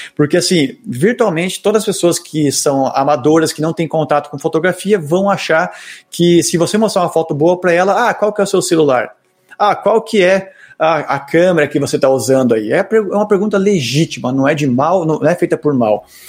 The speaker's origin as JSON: {"language": "Portuguese", "country": "Brazil", "said": "eu sou brasileiro"}